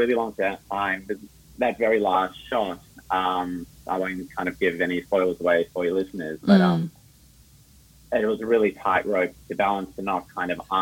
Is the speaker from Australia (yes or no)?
yes; Melbourne, Victoria, Australia; also born or lived in Johannesburg, South Africa / Sydney, Australia; I was born in Johannesburg in South Africa, and then I moved to Melbourne when I was 9. Did most of my growing up in Melbourne